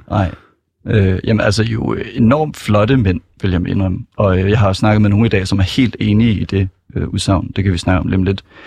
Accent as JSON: {"language": "Danish", "town": "Copenhagen", "region": "Capital Region of Denmark", "country": "Denmark", "said": "Jeg er fra Sydhavnen, jeg er 24"}